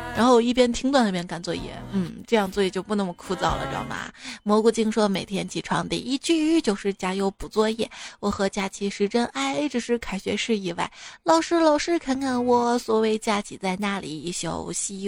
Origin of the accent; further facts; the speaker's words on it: Shaanxi, China; 在我们陕西